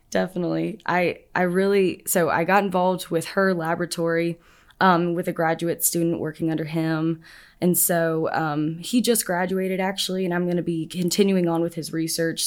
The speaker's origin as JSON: {"language": "English", "town": "Nashville", "region": "Tennessee", "country": "United States", "moved": "as an adult", "lives_now": "Auburn, United States", "said": "I'm from Nashville, Tennessee"}